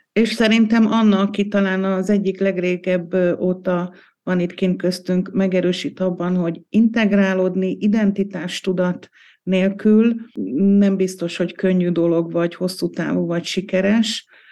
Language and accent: Hungarian; Hungary; now in Austria; mi magyarok vagyunk. Vesző, akik most Ausztriában élünk